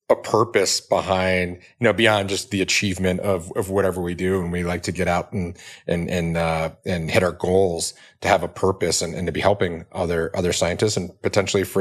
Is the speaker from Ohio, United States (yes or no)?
yes; Cleveland, Ohio, United States; I grew up in the suburbs of Cleveland, East Cleveland